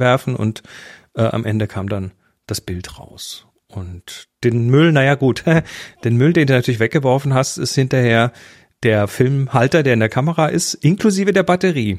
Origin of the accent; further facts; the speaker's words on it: Horb am Neckar, Baden-Württemberg, Germany; bei uns äh, in Horb, wo ich herkomme